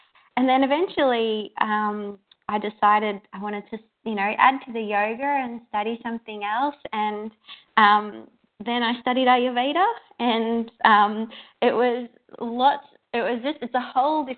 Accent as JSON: {"language": "English", "town": "Melbourne", "region": "Victoria", "country": "Australia", "said": "I'm from Melbourne, Australia."}